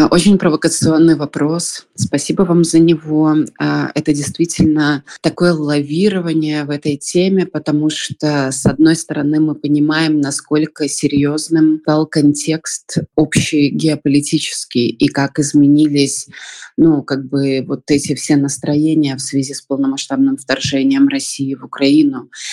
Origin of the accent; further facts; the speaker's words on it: Belarus; moved away as an adult; мы из Беларуси